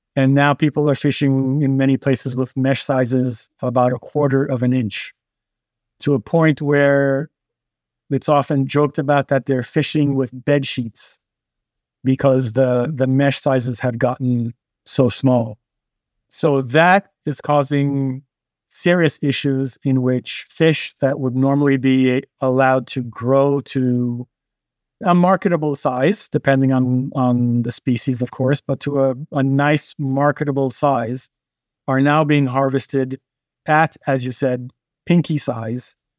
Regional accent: Haiti; To me, being a kid growing up in Haiti

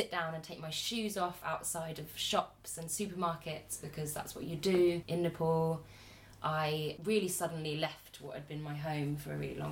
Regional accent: England, United Kingdom; we have as women growing up in the West, or at least in England

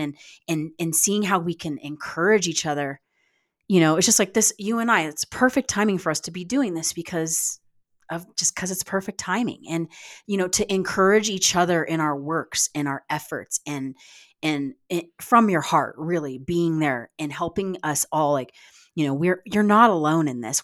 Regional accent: United States

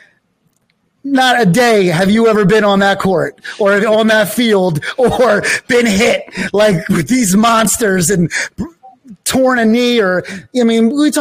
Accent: Philadelphia, Pennsylvania, United States; I went to Lower Merion. I went to the same high school

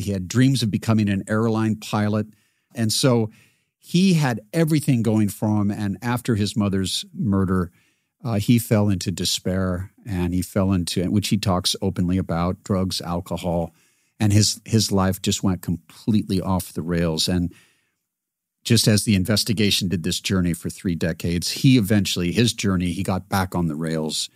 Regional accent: Seattle, Washington, United States; I grew up in Seattle

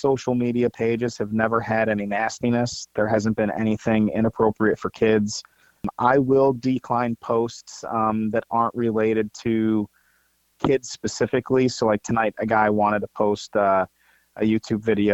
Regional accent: Ohio, United States; also born or lived in St. Louis, Missouri; now in Georgia, United States; I'm originally from Ohio

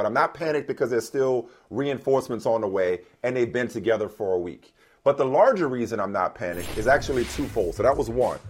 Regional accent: United States; I don't feel entitled as an American

